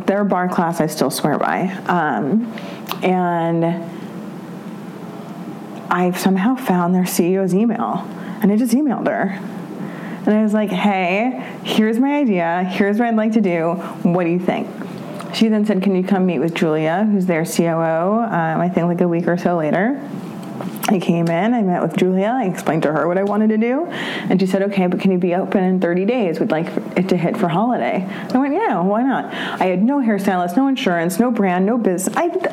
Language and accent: English; New York City, New York, United States; I grew up on the Upper East Side